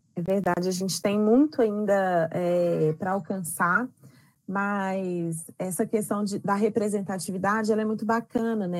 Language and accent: Portuguese; Belo Horizonte, Minas Gerais, Brazil; eu nasci e moro em Belo Horizonte